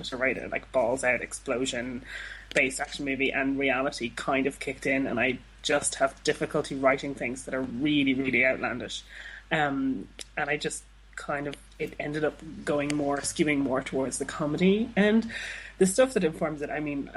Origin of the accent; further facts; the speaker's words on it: Dublin, Leinster, Ireland; I'm from Dublin